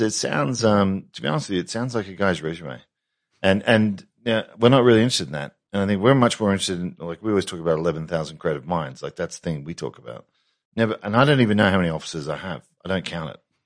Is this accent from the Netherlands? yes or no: no; Australia; being Australian